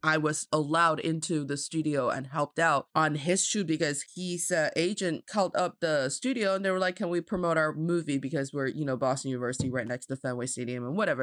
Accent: Jilin, China; I'm from Jilin province

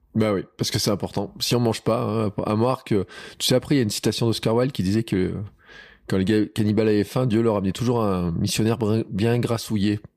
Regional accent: Auvergne, France; chez nous en Auvergne

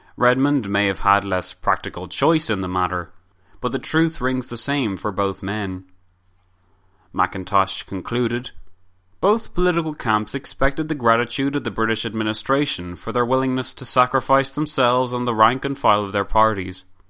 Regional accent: Ireland; us Irish

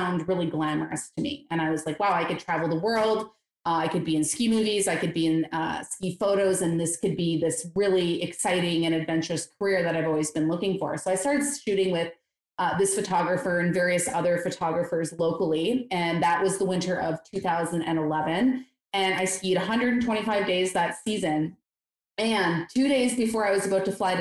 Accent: Eastern Canada, Ontario, Canada; moved away as an adult; I grew up in Eastern Canada

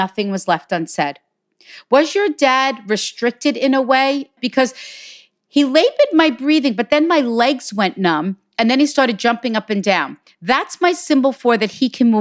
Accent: Hicksville, New York, United States; from Hicksville, New York

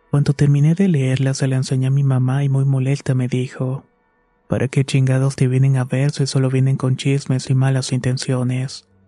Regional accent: State of Mexico, Mexico; Tengo 27 años y soy del Estado de México.

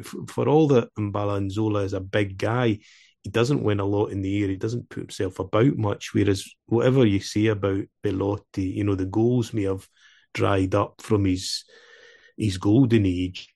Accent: Dumfries, Scotland, United Kingdom; accent: Scottish; in Queen of the South, my hometown, where I was brought up

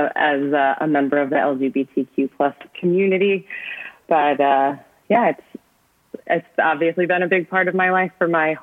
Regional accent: United States; I, as you can probably tell from my accent, am from the US. I currently reside in the San Francisco Bay Area.

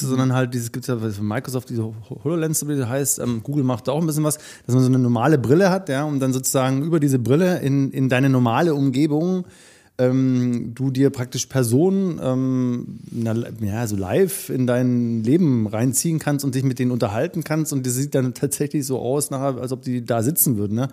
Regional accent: Radolfzell, Baden-Württemberg, Germany; in meiner Stadt, wo ich groß geworden bin, Radolf

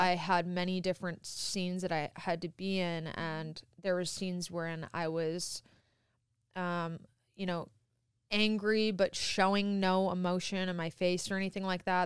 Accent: Midwest, United States; moved away; I'm from the Midwest

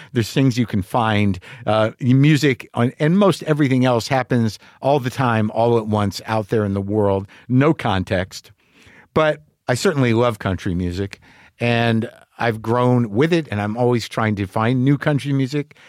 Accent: New Mexico, United States; I grew up in New Mexico

